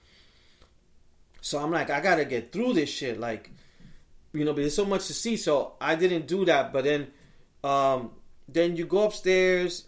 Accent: New York, United States; from New York

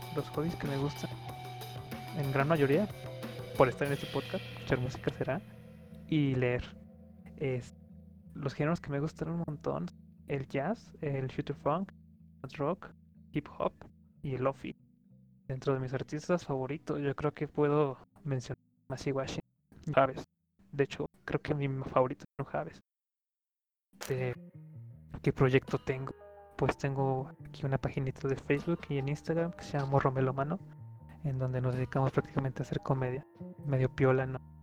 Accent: San Luis Potosí, Mexico; Soy de acá de San Luis Potosí, de un pueblito

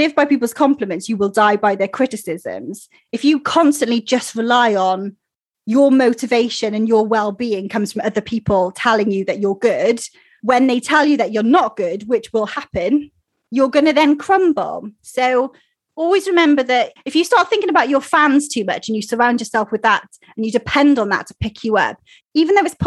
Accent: Wales, United Kingdom; accent: Welsh; my Welsh accent

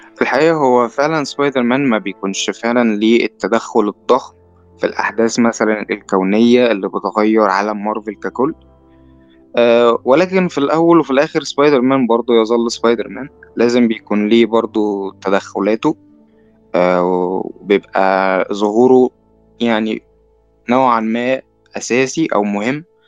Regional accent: Egypt

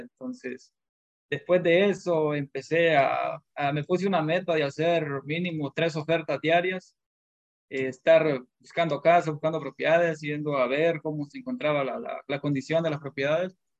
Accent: Honduras; moved away as an adult; now in United States; soy de Honduras y llegué aquí a los Estados Unidos hace ocho años

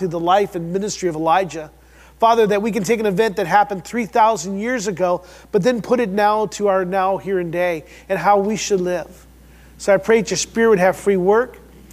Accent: Midwest, United States; we're from the Midwest

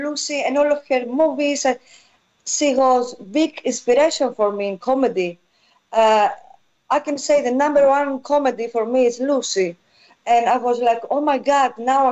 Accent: Eastern Macedonia and Thrace, Greece; English is a second language; moved away; I grew up there in North Greece

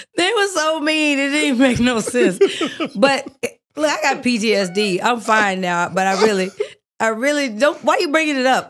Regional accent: Oakland, California, United States; moved away; I'm from Oakland. We are a little aggressive

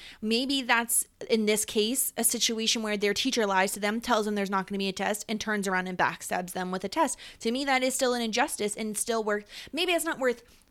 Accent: New York, United States; accent: upstate New York; I mean, we're both from the Northeast, right? Like, we both don't have, like, the best accents that anybody has ever heard. Like, no one's ever like, I wish I had an upstate New York accent.

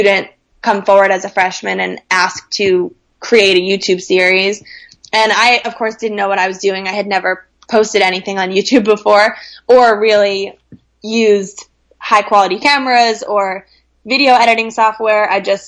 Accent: Scarsdale, New York, United States; also born or lived in London; I was from Scarsdale, New York, which is a town in Westchester, just about 30 minutes out of New York City

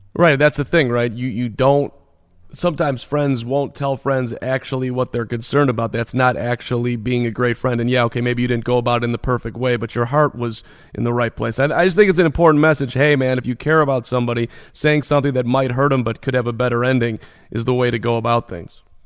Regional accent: Chicago, Illinois, United States; I was 11 years old in in 1984, growing up in Chicago

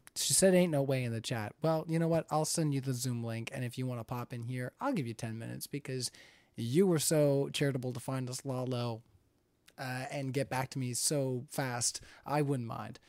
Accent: Canada; I'm Canadian.

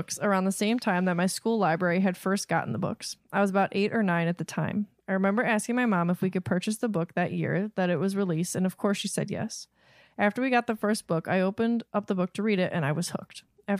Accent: Sundre, Alberta, Canada; she was kind enough to put it out phonetically for me. I'm from Sundre, Alberta, Canada

